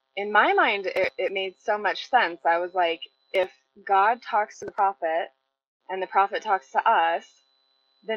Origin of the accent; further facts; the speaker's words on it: Salem, Utah, United States; I grew up mostly in Utah and in Utah County in a very small town called Salem